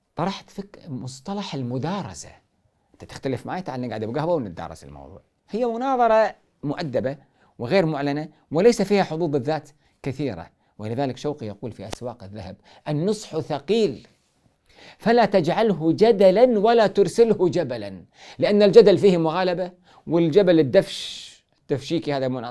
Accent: Kuwait; عندنا في الكويت

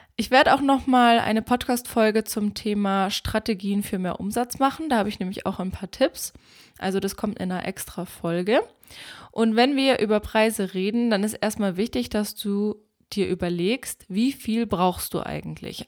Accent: Germany; bei uns in Deutschland

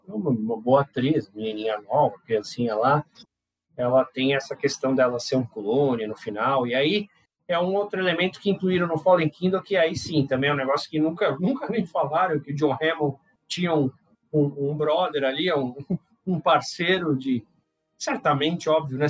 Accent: São Paulo, Brazil; also born or lived in Manaus; sou de São Paulo, mas eu morei em Manaus.

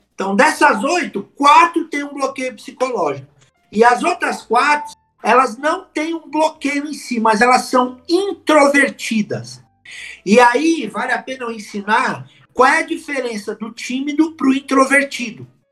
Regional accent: São Paulo, Brazil; eu sou de São Paulo, capital.

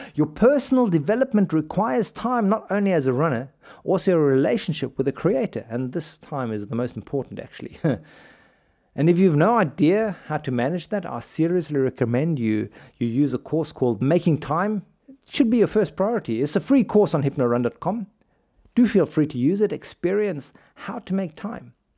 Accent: South Africa; South Africa, my home country

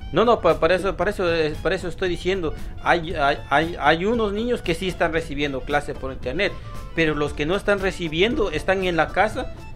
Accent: Guatemala; now in New York, United States; somos chapines, somos de Guatemala

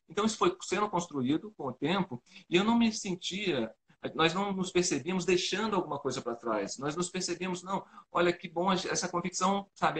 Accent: Rio de Janeiro, Brazil; moved away as an adult; also born or lived in Brasília; now in Panama; Nós somos naturais do Rio de Janeiro

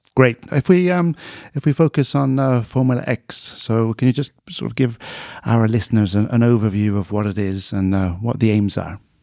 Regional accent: United Kingdom; now in Sweden; like me, a native of the U K

